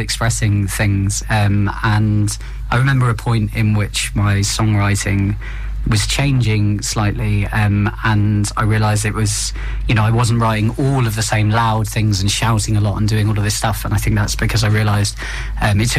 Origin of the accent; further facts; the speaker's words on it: Somerset, South West England, United Kingdom; moved away as an adult; now in London, United Kingdom; I am from Somerset. Yeah, I moved to London about 12 years ago